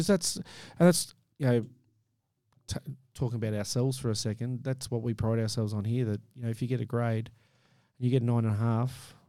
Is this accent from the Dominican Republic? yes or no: no; Australia; oh, I'm just an Aussie. Don't worry about me.